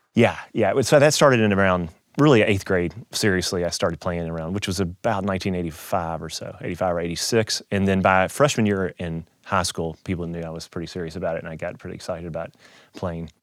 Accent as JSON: {"language": "English", "region": "Kentucky", "country": "United States", "tie": "born or raised there", "also_born_or_lived": "Louisville, Kentucky", "moved": "as an adult", "lives_now": "Saint Louis, United States", "said": "I grew up in Kentucky"}